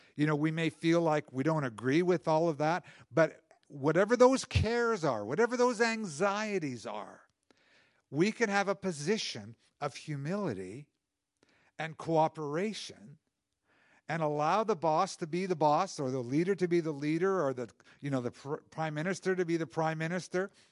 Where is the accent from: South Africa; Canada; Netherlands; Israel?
Canada; as Canadian citizens, we participate in the culture and, and, uh, you know, i, in the direction of our country